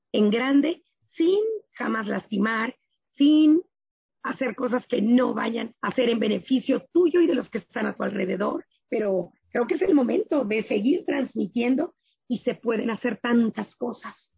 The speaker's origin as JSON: {"language": "Spanish", "country": "Mexico", "also_born_or_lived": "Germany", "said": "lo que somos como mexicanos"}